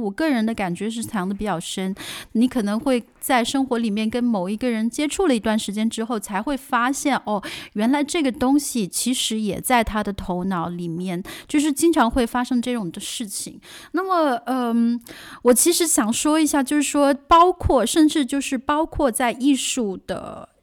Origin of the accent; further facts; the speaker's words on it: China; now in Germany; 包括我自己在来自国内的